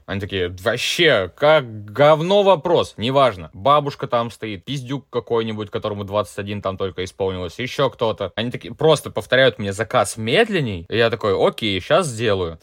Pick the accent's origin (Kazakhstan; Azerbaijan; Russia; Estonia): Russia; moved away as an adult; now in Edinburgh, United Kingdom; я из России